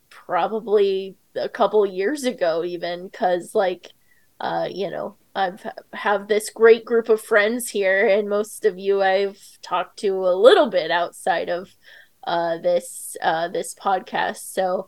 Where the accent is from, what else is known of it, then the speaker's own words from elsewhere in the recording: Edmond, Oklahoma, United States; I've lived all over, but mostly I would say Oklahoma is kind of where I lived in middle school and high school and college. I lived in Edmond, Oklahoma. It's not super small town, but I didn't really fit in there.